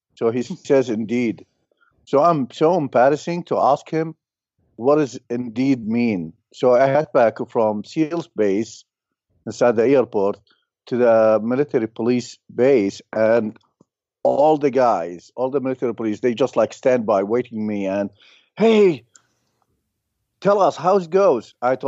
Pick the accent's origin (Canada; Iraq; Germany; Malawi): Iraq; Mosul, Nineveh; English is a second language; now in United States; Mosul, north of Baghdad, 400 clicks.